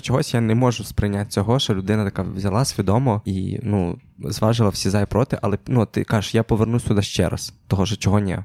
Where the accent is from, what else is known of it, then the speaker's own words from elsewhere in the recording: Ukraine; я ідентифікую себе точно як українець